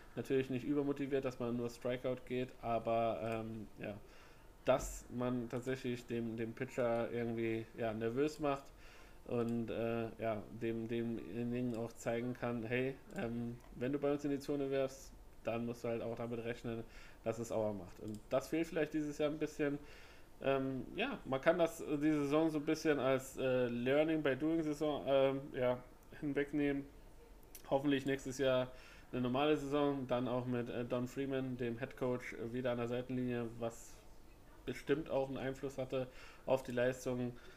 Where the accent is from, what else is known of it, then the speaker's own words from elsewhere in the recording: Northern Germany, Germany; bei uns im Norden